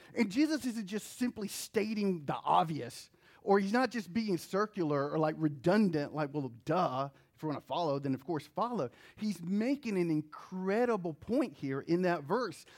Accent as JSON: {"language": "English", "region": "New Jersey", "country": "United States", "tie": "born or raised there", "also_born_or_lived": "North Carolina", "moved": "yes", "said": "I was born in New Jersey. I didn't choose"}